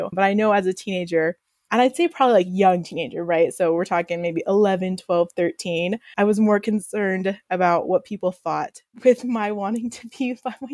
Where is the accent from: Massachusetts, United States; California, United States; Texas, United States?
Texas, United States; Austin; moved away; I'm from Austin, Texas.